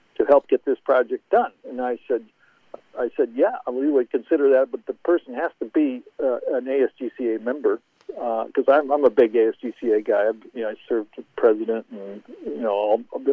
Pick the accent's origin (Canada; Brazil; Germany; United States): United States; Iowa; I grew up in Iowa